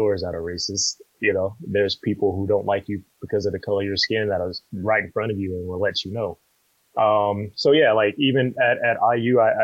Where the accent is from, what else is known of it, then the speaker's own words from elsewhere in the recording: Compton, California, United States; I'm born and raised in Compton